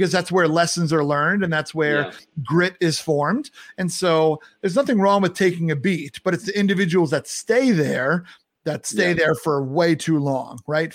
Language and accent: English; New York, United States; I'm a New Yorker